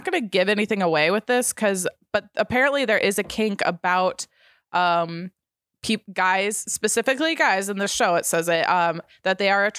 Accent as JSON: {"language": "English", "region": "Wisconsin", "country": "United States", "said": "I'm from Wisconsin, so it's so nice to listen to Midwest women chatting about relatable Midwest things."}